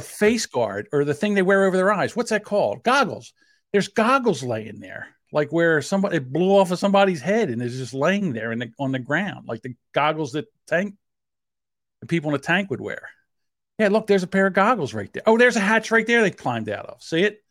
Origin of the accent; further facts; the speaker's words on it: New Jersey, United States; accent: South Jersey; I have a South Jersey accent